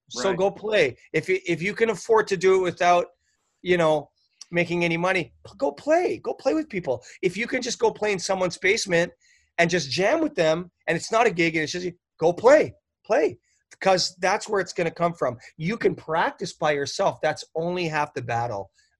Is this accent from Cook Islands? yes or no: no; Canada; moved away as an adult; now in Los Angeles, United States; when I moved to Los Angeles, you got to remember, I moved from Canada. I had already been on a couple of hundred CDs from Canada.